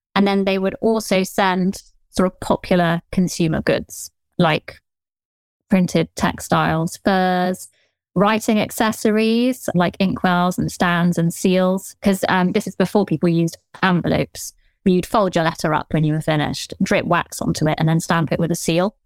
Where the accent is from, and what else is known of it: southern England, United Kingdom; accent: Generic Southern